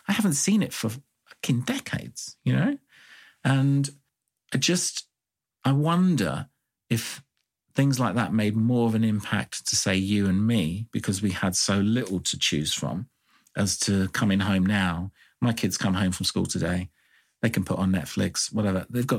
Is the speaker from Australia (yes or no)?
no; Ireland; I mean, I grew up in Ireland for a bit of it, and I actually did have a house toilet in like the 80s.